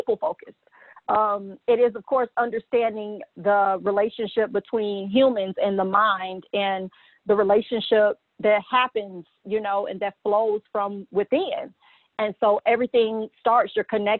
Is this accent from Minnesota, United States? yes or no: no; Gary, Indiana, United States; I'm from Gary, Indiana, which is the hometown of the late …, …